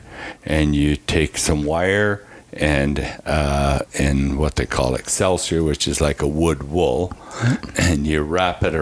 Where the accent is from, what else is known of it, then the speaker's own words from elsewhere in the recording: Drumheller, Alberta, Canada; moved away as an adult; I grew up in Alberta until I was in my 20s. And growing up in Drumheller